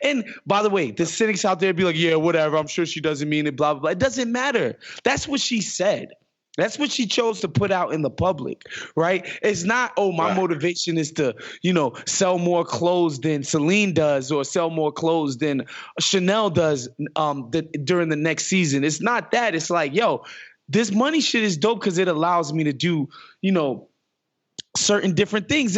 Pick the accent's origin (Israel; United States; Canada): United States; New York City, New York; I grew up in Queens Village, which is the adjacent neighborhood to Hollis